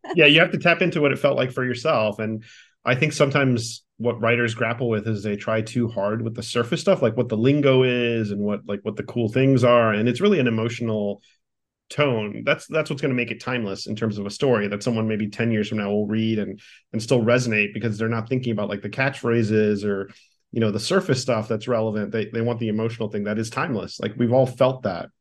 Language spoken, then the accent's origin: English; Miami, Florida, United States; as a Cuban American kid, like, growing up in Miami